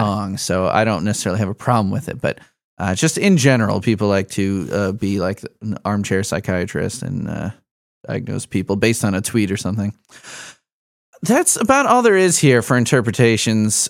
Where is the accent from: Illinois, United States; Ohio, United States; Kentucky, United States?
Illinois, United States; Chicago; moved away; He grew up in Chicago with me. I'm from Chicago originally